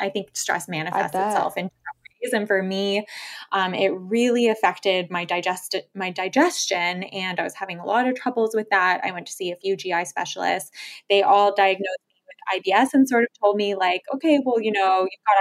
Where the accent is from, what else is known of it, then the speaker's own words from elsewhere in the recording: Toronto, Ontario, Canada; moved away as an adult; also born or lived in Lille, France; So I was born and raised in Toronto, lived there my whole life until we moved to France, where I was based in Lille